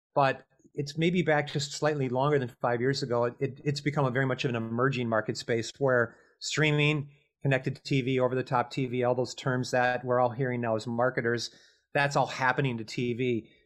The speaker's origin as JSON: {"language": "English", "region": "Minnesota", "country": "United States", "tie": "born or raised there", "said": "grew up in Minnesota"}